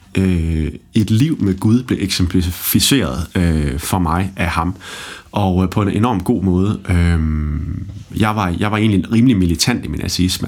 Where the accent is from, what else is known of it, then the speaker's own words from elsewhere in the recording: Holstebro, Central Denmark Region, Denmark; Jeg er vokset op i Holstebro